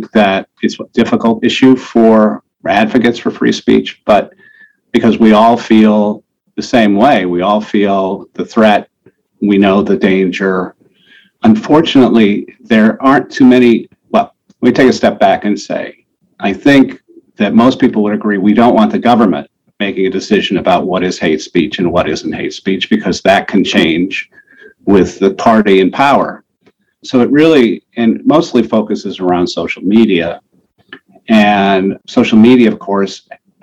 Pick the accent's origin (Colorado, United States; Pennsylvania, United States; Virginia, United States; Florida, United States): Colorado, United States; Denver; also born or lived in Cleveland, Ohio; I was actually born in Cleveland. My father's career was started there, and we moved to Denver when I was about 7.